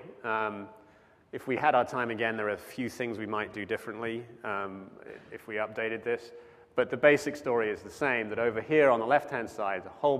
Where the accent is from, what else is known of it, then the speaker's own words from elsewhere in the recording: United Kingdom; now in United States; I am British, but I am a citizen